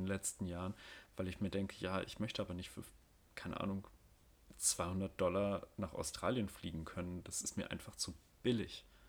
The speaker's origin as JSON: {"language": "German", "region": "North Rhine-Westphalia", "country": "Germany", "said": "ich als Westfale"}